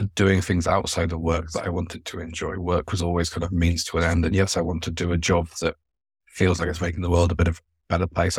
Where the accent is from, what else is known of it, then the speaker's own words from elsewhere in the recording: Devon, South West England, United Kingdom; I grew up in Devon, going to steam railways